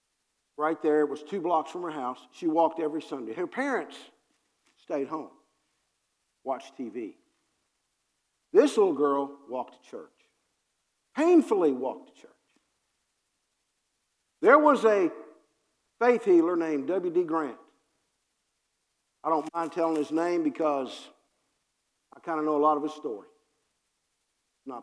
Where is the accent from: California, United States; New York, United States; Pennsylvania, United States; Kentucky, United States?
Kentucky, United States; Harrodsburg; also born or lived in Cincinnati; I'm from Harrodsburg, Kentucky